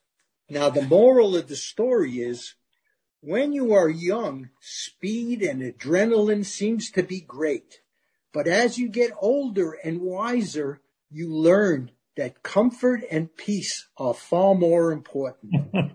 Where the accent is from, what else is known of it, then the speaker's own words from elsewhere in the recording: Germany; born there; And I was born in Germany right after the war, where they actually had a romance in concentration camp, if you can believe that.